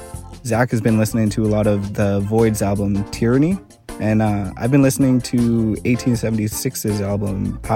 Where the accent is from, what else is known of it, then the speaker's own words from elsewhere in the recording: Lower Mainland, British Columbia, Canada; also born or lived in New Westminster; I'm from the Kikite First Nation, whose traditional territory covers much of New Westminster, and I've lived across the Lower Mainland my whole life.